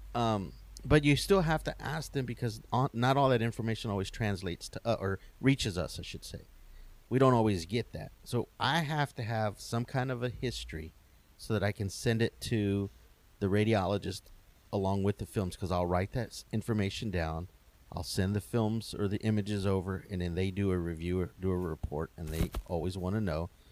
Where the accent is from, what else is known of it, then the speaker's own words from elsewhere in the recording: Wharton, Texas, United States; where I grew up in Wharton, there was a barbershop